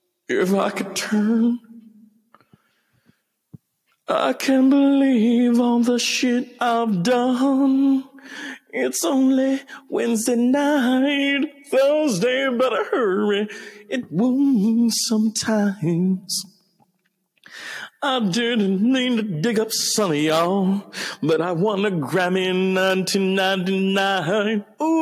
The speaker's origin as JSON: {"language": "English", "region": "Texas", "country": "United States", "said": "I'm from Texas, honey."}